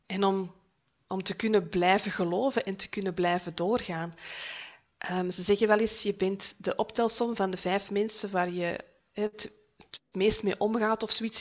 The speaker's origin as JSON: {"language": "Dutch", "area": "Noorderkempen", "region": "Flanders", "country": "Belgium", "moved": "as an adult", "lives_now": "Heist-op-den-Berg, Belgium", "said": "Ik ben afkomstig uit de Noorderkimpen, maar voor de liefde van mijn leven verhuisd naar Heist op den Berg"}